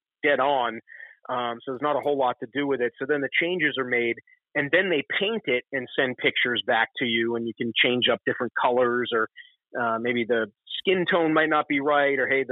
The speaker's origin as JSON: {"language": "English", "town": "Concord", "region": "Massachusetts", "country": "United States", "tie": "born or raised there", "also_born_or_lived": "Manchester, New Hampshire", "moved": "yes", "said": "I was born in about outside of Boston in a town called Concord, Mass., which is very historic"}